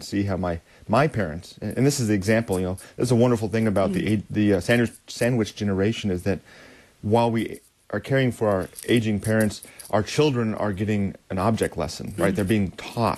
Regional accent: United States; as American Christians

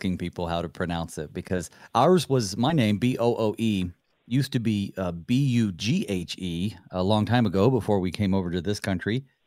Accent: North Carolina, United States; I'm from North Carolina in the mountains

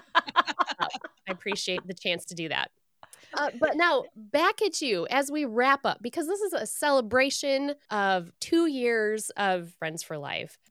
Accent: Michigan, United States; As a Michigander, born and raised in Michigan

